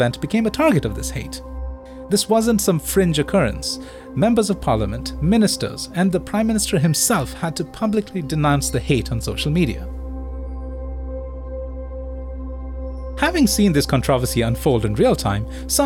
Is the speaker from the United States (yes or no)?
no; India; moved away as an adult; now in Singapore; I'm Indian